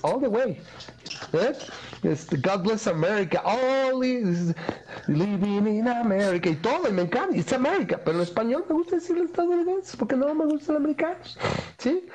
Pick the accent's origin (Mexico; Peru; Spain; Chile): Mexico; tenemos a nivel población como mexicanos